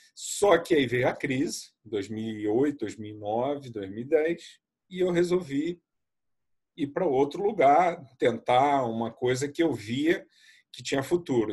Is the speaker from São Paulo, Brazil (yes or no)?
no; Rio de Janeiro, Brazil; eu nasci no Brasil, no Rio de Janeiro. Meus pais são portugueses do norte de Portugal